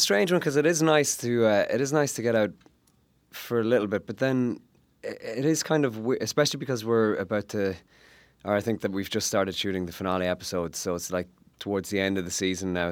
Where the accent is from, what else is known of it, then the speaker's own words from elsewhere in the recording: Ireland; as an Irish uh, actor and sort of growing up in Ireland